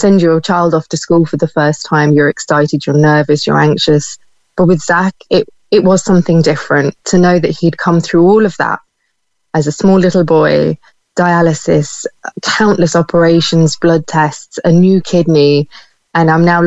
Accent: United Kingdom; now in Ireland

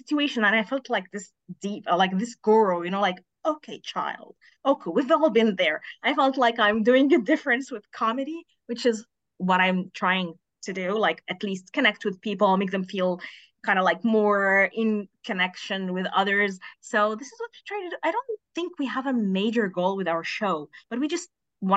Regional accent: Egypt; I'm from Egypt

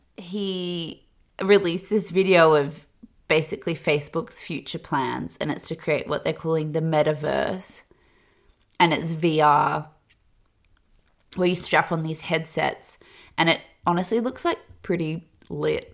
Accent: Australia; growing up in Australia and the time I did

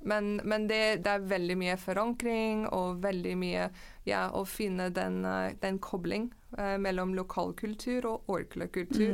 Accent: Canada; Norwegian is a second language; moved away as an adult; now in Norway; jeg er fra Canada. Mm -hmm. Vokste opp i Canada, men jeg har bodd i mange ulike land

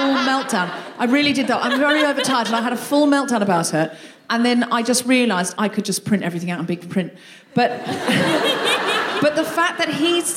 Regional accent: Australia; now in United Kingdom

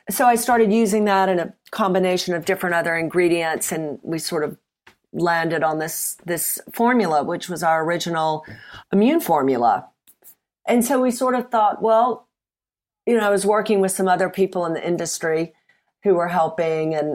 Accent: Mississippi, United States; moved away as an adult; now in United Kingdom; Uh, well, I'm from Mississippi originally. I've been in the UK for many decades. Um, so the accent is probably smoothed out. But when I first arrived, um, I went to university here, and, and people kept saying that I needed to have subtitles.

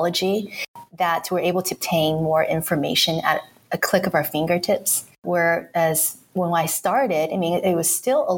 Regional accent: South Bay, Southern California, United States; I grew up in Southern California and in the South Bay

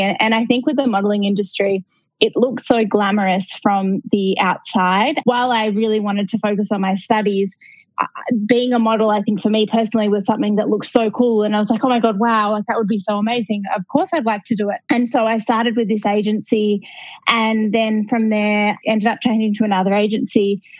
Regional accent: Melbourne, Victoria, Australia; So I grew up in Melbourne in Australia, and I didn't know what I wanted to do.

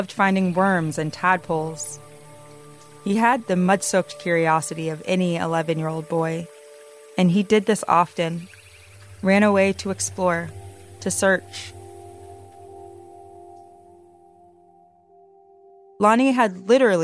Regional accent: Georgia, United States; moved away; I grew up in Georgia, and a few years ago, my family and I moved back there

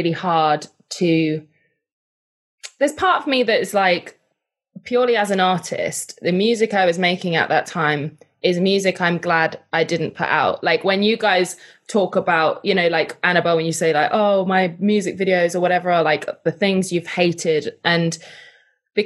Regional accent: United Kingdom; I'm British.

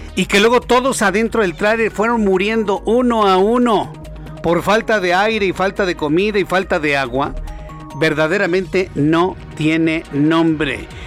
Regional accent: Mexico

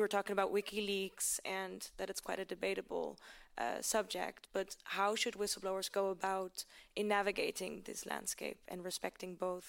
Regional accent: Amsterdam, North Holland, Netherlands; now in Washington, D.C., United States; I'm a journalist living in D.C. right now, but I'm from Amsterdam.

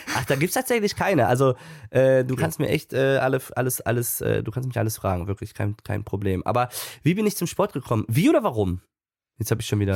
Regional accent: Münster, North Rhine-Westphalia, Germany; also born or lived in Cologne; Münster, meine Heimatstadt

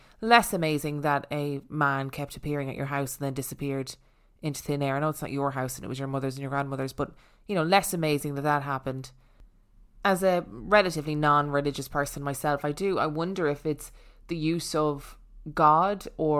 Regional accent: Virginia, United States; born there; I was born in 2000 in Virginia

